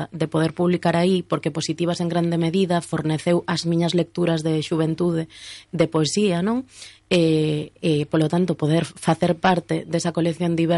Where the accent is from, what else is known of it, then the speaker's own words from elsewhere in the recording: Ourense, Galicia, Spain; todas as persoas que somos de Ourense